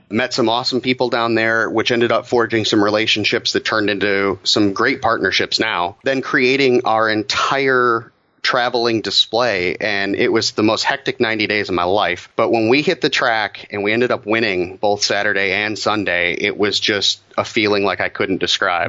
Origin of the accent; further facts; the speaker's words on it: Detroit, Michigan, United States; being born and raised in Metro Detroit, you know, it definitely is the motor city